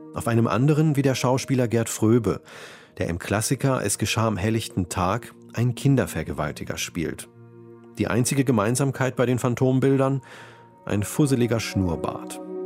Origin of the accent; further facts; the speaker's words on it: Sprockhövel, North Rhine-Westphalia, Germany; in Sprockhövel, in meiner Heimatstadt.